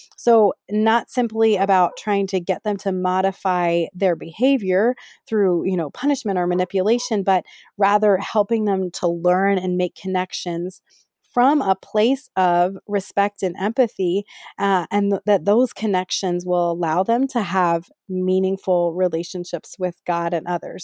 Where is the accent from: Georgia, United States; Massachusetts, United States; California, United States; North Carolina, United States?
California, United States; Bay Area; moved away as an adult; also born or lived in Ohio / Pittsburgh, Pennsylvania; now in Las Vegas, United States; I grew up in the Bay Area in California, and now I live with my family in Las Vegas, Nevada